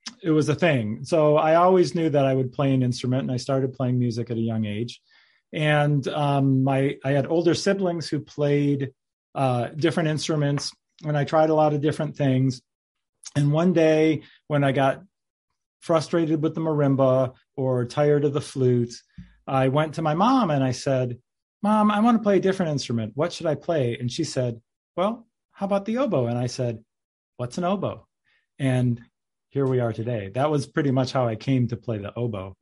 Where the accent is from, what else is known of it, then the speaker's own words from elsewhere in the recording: Michigan, United States; I grew up in Michigan